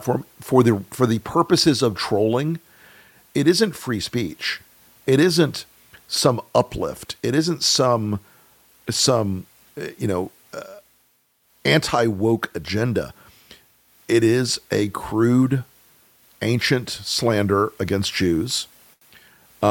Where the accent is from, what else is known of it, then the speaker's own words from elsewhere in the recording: Deep South, United States; I'm from the South. I'm from the deep South. I live in North Florida